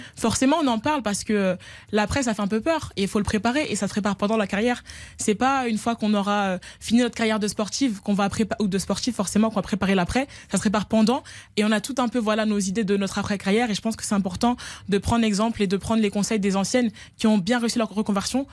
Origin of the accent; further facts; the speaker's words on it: France; je suis française